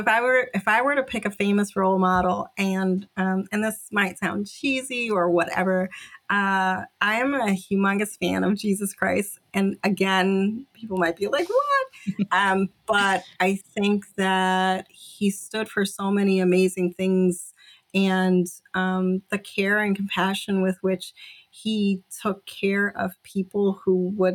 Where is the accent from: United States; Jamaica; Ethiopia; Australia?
Jamaica; But I'm originally from Jamaica, and my dad is like, experienced so much hardship